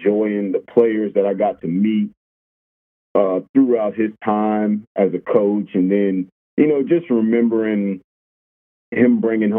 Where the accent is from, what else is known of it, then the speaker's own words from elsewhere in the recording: Orangeburg, South Carolina, United States; moved away as an adult; now in Arkadelphia, United States; I'm originally from Orangeburg, South Carolina, a small town